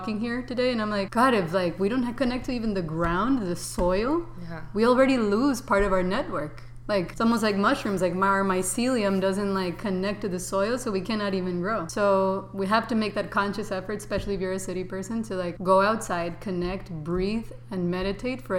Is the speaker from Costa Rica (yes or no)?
yes; Costa Rica; moved away as an adult; also born or lived in San Francisco, California; now in New York, United States; I was raised in Costa Rica, very classic and somewhat the suburbs